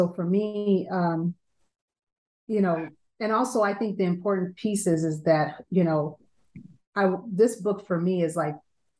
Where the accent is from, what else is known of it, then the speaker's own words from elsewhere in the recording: Chicago, Illinois, United States; moved away as an adult; now in Milwaukee, United States; I grew up in Chicago, Illinois, and moved to Milwaukee, Wisconsin, a little over 20 years ago.